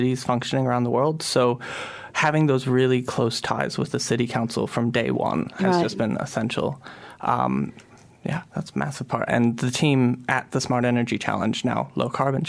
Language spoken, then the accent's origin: English; not far from San Francisco, California, United States; also born or lived in Nelson; now in Wellington, New Zealand; I grew up not far from San Francisco.